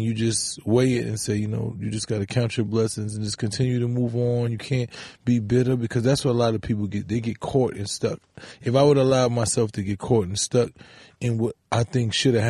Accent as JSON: {"language": "English", "town": "New York City", "region": "New York", "country": "United States", "said": "I'm from the Bronx in the core of the ghetto where that was a way of life, you know, especially when we was young."}